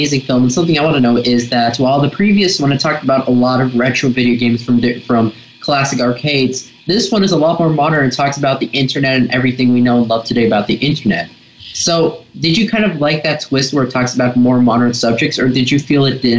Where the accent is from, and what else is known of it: Los Angeles, California, United States